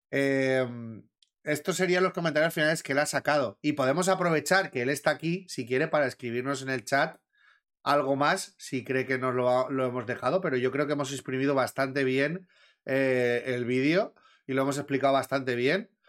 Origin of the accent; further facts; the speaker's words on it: Valencian Community, Spain; valenciano también, coño. Estoy hablando con todos valencianos. Sabemos que somos de mecha corta